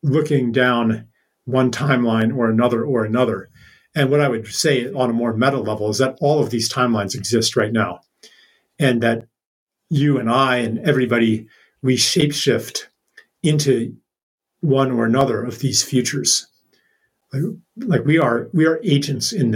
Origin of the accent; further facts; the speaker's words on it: Pennsylvania, United States; I grew up in Pennsylvania